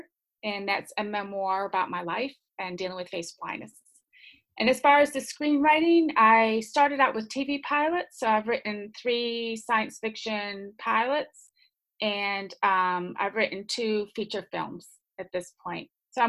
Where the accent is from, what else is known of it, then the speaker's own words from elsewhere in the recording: New York, United States; moved away as an adult; now in Hamilton, New Zealand; Originally, I'm from New York in America. I've been in New Zealand for 15 years.